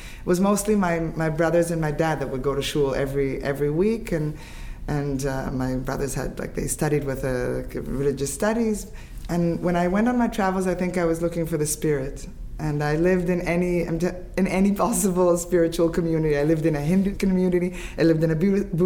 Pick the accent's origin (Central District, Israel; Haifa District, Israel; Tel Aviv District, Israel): Haifa District, Israel; Haifa; also born or lived in Canada; I grew up in Haifa